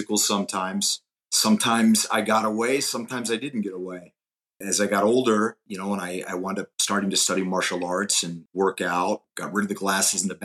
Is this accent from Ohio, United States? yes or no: yes; Youngstown, Ohio, United States; born or raised there; moved away